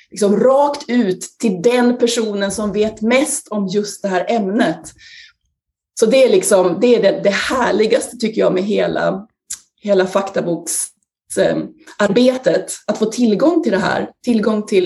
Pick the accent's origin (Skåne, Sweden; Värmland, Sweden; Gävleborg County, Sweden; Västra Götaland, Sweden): Gävleborg County, Sweden; Sandviken; jag är ju då 50 plus, men på 70-talet så föddes jag i Sandviken 1970, växte upp i Sandviken i ett eh, radhusområde